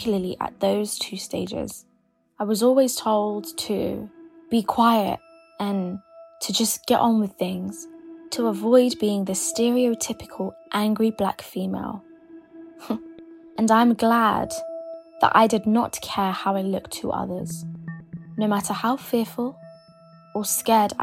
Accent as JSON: {"language": "English", "region": "London", "country": "United Kingdom", "said": "I'm a YouTuber from London"}